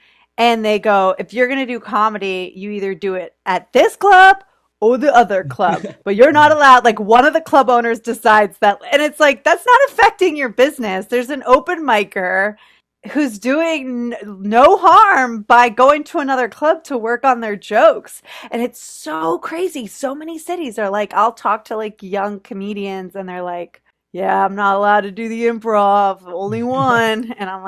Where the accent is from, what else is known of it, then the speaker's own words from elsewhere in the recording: Florida, United States; also born or lived in New York; now in Los Angeles, United States; So I'm from Florida. I went to school in New York. I went to NYU.